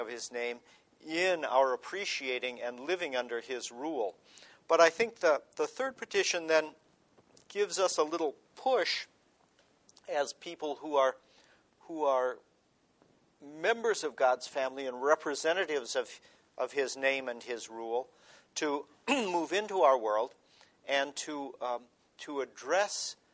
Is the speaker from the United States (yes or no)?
yes; United States; as an American, as a historian